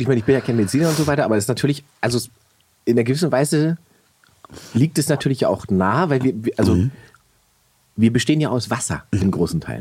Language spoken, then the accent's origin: German; Berlin, Germany; für mich als Berliner